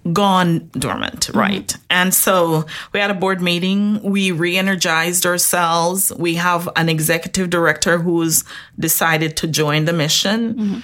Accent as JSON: {"language": "English", "country": "Jamaica", "said": "Originally, yes. Jamaica."}